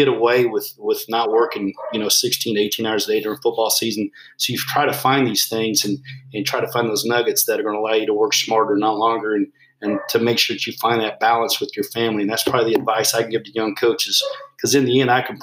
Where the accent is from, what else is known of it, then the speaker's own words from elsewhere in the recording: United States; being an American